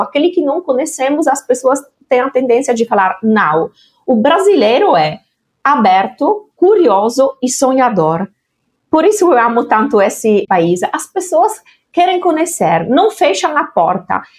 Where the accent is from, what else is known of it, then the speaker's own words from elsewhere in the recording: Italy; now in Brazil; da Itália, naturalmente, onde, onde eu nasci